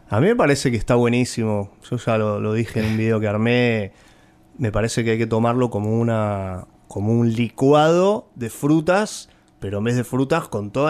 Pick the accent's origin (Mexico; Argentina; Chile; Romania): Argentina; Buenos Aires; Soy un porteño de ley, me encantan nuestros cruces de universos